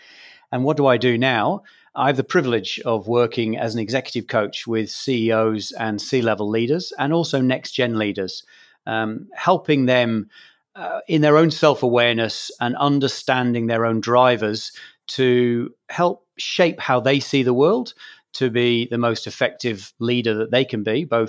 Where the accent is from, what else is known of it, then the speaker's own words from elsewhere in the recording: Scotland, United Kingdom; accent: English; also born or lived in England; as a Scot, having lived all of my life in Scotland and a father who's a Scot and a mother who's from Ireland, I describe myself as a Scot with an Irish name and an English accent, which is in part from being born in England.